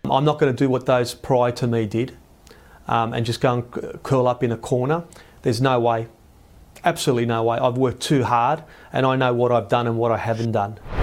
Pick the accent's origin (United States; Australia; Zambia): Australia; Canberra, Australian Capital Territory; I'm from Canberra